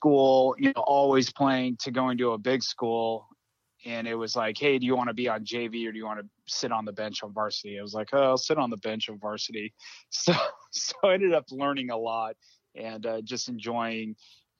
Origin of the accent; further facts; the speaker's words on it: Southern California, United States; growing up in Southern California, going to the ocean